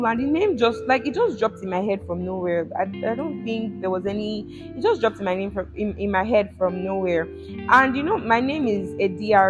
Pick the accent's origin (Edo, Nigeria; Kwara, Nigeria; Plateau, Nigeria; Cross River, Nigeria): Edo, Nigeria; I'm from Edo State in Nigeria